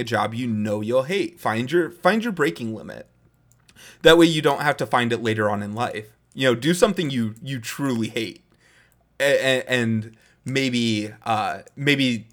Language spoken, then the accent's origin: English; Midwest, United States; Growing up in the Midwest, I actually always enjoyed doing farm work to an extent